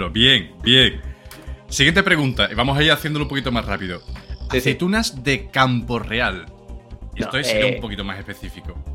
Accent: Madrid, Community of Madrid, Spain; Soy de Madrid de pura cepa y te puedo asegurar que los bartulijos son de Madrid.

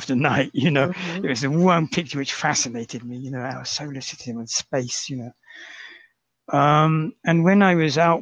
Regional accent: Reading, South East England, United Kingdom; moved away as an adult; also born or lived in London; now in Osaka, Japan; my hometown of Reading

